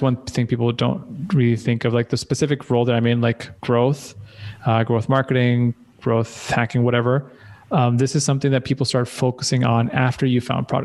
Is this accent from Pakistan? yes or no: yes; Pakistan; growing up in Pakistan is very different